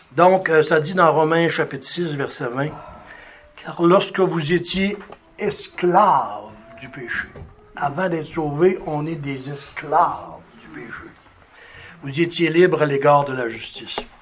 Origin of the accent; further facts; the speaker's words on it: Sherbrooke, Quebec, Canada; Je suis né à Sherbrooke